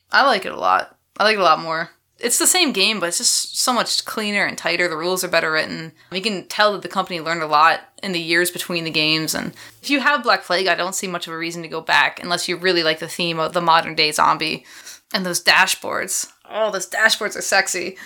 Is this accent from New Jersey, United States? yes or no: no; Philadelphia, Pennsylvania, United States; That's my hometown